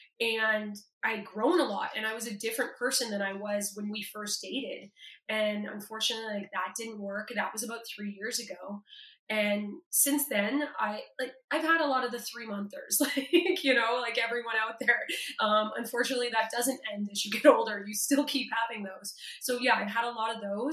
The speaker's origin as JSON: {"language": "English", "town": "Toronto", "region": "Ontario", "country": "Canada", "said": "I'm from Toronto"}